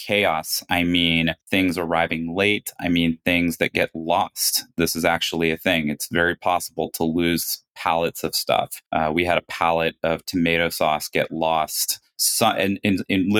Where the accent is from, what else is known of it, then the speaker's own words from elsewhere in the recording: United States; moved away; also born or lived in China; two American founders